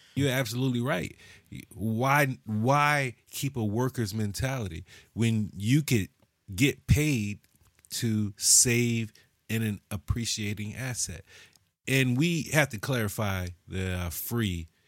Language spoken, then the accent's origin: English; United States; we're American